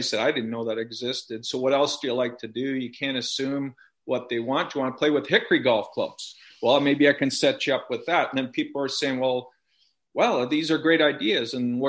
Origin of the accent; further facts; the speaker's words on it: Ontario, Canada; also born or lived in Toronto area; now in Kelowna, Canada; And I grew up in Ontario.